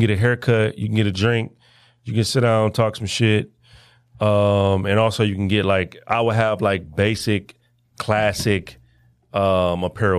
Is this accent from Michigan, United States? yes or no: yes; Detroit, Michigan, United States; I'm from Detroit